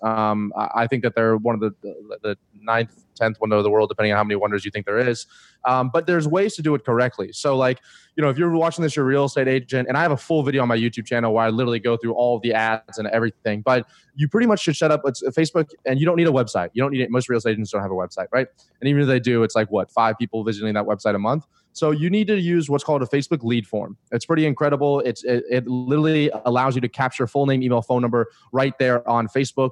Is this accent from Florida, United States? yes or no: yes; Florida, United States; moved away; I'm from Florida originally